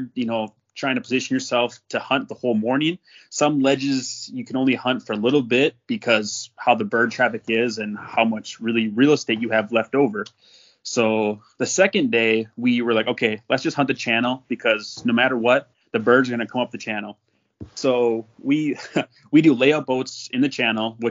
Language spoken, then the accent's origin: English; North Dakota, United States; I grew up in North Dakota